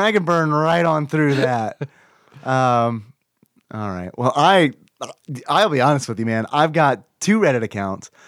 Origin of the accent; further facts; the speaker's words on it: the South, United States; accent: southern; I hear my southern accent